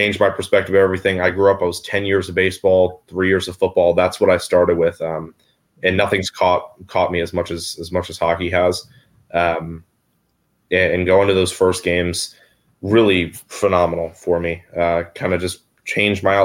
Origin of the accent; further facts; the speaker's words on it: Bradenton, Florida, United States; also born or lived in Sarasota / Tampa Bay; now in Tampa, United States; I was born in the Bay Area, just south, Sarasota, Bradenton's where I grew up. And I recently had moved up to Tampa Bay around 15-ish.